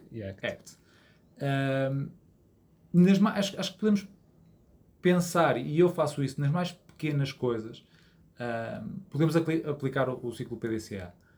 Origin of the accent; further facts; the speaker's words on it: Porto, Norte, Portugal; also born or lived in Azores; sou natural aqui do Porto